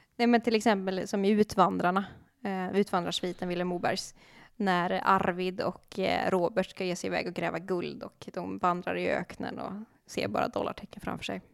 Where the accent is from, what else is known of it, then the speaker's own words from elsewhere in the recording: Dalsland, Västra Götaland, Sweden; jag är ju dalslänning